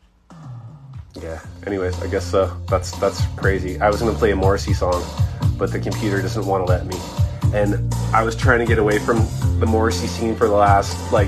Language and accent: English; United States; being American